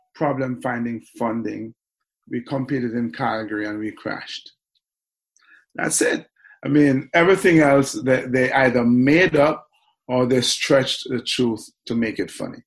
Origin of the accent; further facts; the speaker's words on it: Kingston, Jamaica; grew up, was born and raised in Kingston